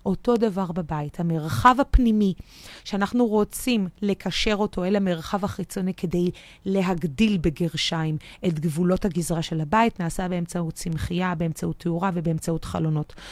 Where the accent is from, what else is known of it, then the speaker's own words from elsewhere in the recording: Tel Aviv, Tel Aviv District, Israel; בתור תל אביבית במקור